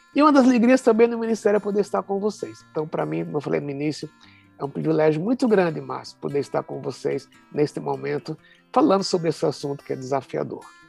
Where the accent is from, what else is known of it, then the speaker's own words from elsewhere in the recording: Recife, Pernambuco, Brazil; now in São Paulo, Brazil; Eu sou pernambucano, sou recifense